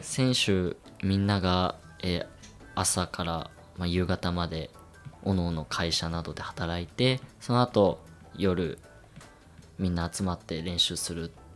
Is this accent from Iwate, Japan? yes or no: yes; Iwate, Japan; moved away as an adult; now in Kamakura, Japan; 今年まあその地元岩手から鎌倉に来て